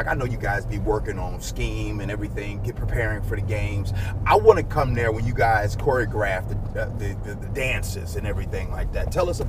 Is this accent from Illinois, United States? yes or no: yes; Chicago, Illinois, United States; I'm born and raised in Chicago